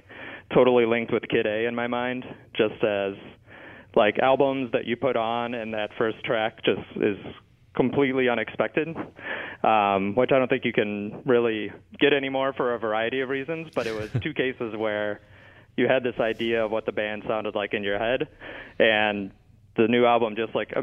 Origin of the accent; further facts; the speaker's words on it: Chicago, Illinois, United States; moved away as an adult; also born or lived in Michigan / Washington, D.C.; I grew up in Chicago